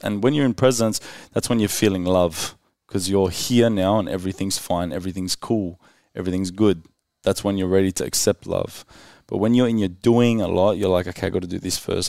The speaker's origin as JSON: {"language": "English", "town": "Sydney", "region": "New South Wales", "country": "Australia", "said": "I came from Western Sydney"}